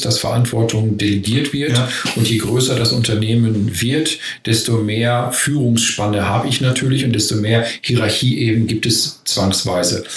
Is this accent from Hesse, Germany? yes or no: no; Ruhr area, North Rhine-Westphalia, Germany; also ich komme ja aus dem Ruhrgebiet, hört man vielleicht auch